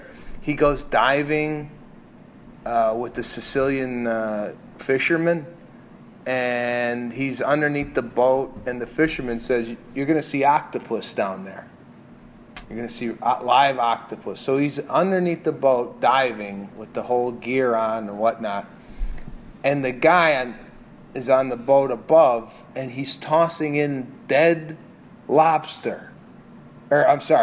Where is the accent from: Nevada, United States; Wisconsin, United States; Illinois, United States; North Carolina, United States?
Illinois, United States; Chicago; Chicago, my hometown